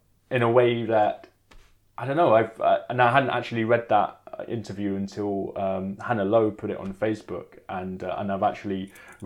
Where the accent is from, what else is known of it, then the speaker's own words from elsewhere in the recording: London, United Kingdom; also born or lived in Jamaica; I'm from Hackney in East London. I'm half Jamaican and British